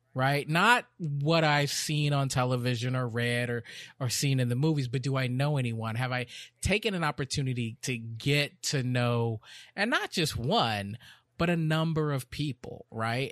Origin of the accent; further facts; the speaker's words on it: Texas, United States; also born or lived in Chicago, Illinois; When I moved to Texas